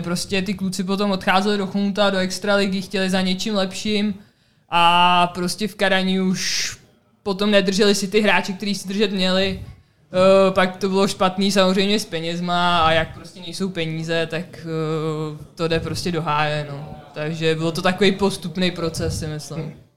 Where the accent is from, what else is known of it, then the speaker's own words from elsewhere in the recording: Czechia; moved away as an adult; also born or lived in United States; já jsem z České republiky